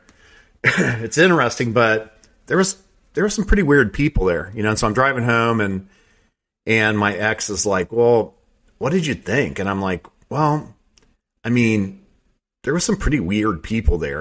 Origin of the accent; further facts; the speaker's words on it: Southeast Ohio, United States; also born or lived in Teays Valley, West Virginia; I grew up in Southeast Ohio